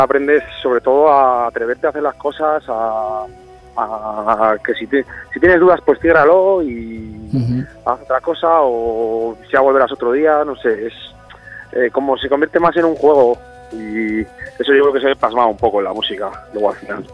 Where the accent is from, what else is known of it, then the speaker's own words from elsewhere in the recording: Aranda de Duero, Castile and León, Spain; Soy de Burgos, de Aranda de Duero.